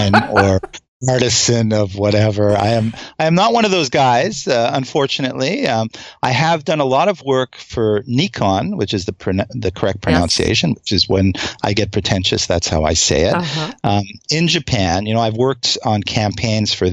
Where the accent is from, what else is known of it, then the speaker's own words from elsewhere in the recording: Montreal, Quebec, Canada; moved away as an adult; now in United States; as a kid growing up in Montreal